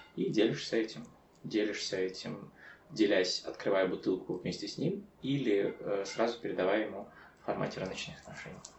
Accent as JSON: {"language": "Russian", "town": "Chernivtsi", "region": "Chernivtsi Oblast", "country": "Ukraine", "tie": "born or raised there", "said": "Я родом из Черновцов"}